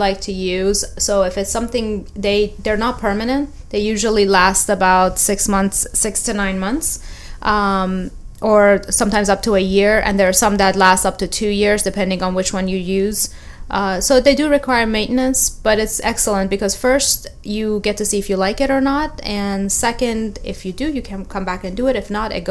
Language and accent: English; Tampa, Florida, United States; moved away as an adult; also born or lived in Fort Lauderdale / Philadelphia / New York City; I grew up in Tampa Bay area.